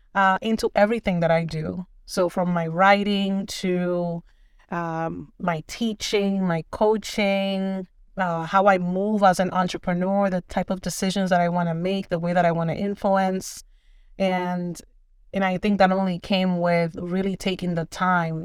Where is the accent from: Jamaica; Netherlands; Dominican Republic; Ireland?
Dominican Republic; moved away; I am originally from the Dominican Republic.